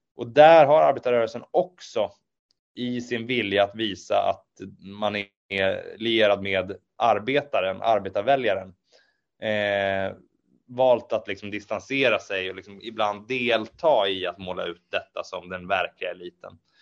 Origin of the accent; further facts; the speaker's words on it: Eskilstuna, Södermanland, Sweden; also born or lived in Norrköping; Jag, jag växte upp i eh, Eskilstuna och Nyköping